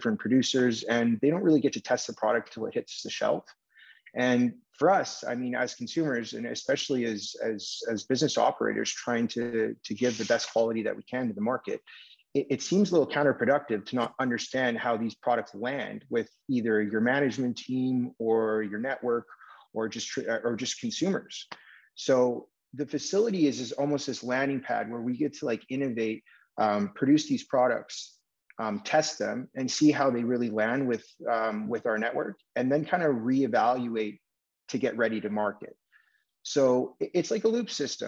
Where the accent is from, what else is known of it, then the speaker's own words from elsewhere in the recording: Vancouver, British Columbia, Canada; I'm born and raised in Vancouver